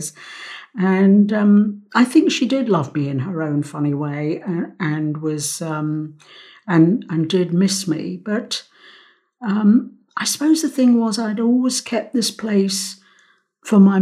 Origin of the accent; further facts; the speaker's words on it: London, United Kingdom; also born or lived in Cyprus; I was born in London. Mm. I was born at the Middlesex Hospital